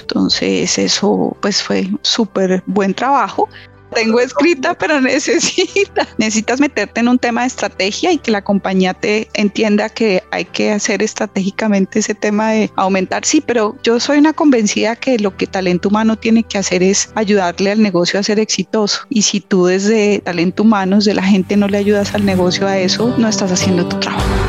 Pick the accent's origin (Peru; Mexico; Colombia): Colombia; moved away as an adult; se enfermó mi mamá y yo empecé a buscar trabajo en Colombia